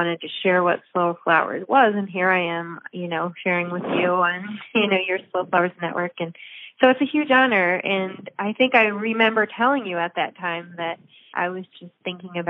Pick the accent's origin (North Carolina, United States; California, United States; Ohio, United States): Ohio, United States; moved away; I'm from Ohio and I grew up on 10 acres